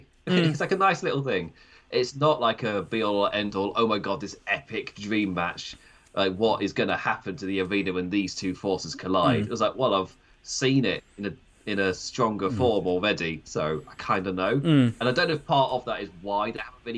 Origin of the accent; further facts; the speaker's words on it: Nottinghamshire, East Midlands, United Kingdom; accent: Nottinghamshire; my Nottinghamshire accent